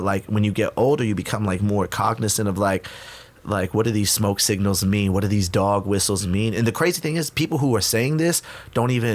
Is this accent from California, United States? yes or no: yes; Inland Empire, California, United States; moved away as an adult; also born or lived in Huntington Park, California / East Los Angeles, California; now in Mexico City, Mexico; We lived in East L.A. till I was, like, 8 or 9. Then we moved to the Inland Empire.